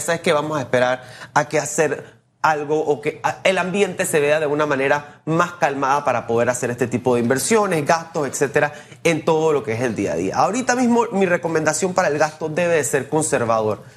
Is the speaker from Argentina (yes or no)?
no; Panama; nosotros como panameños